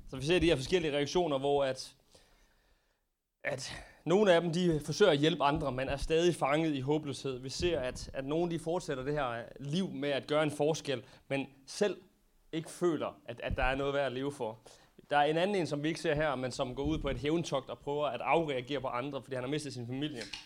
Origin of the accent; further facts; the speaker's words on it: Denmark; som danskere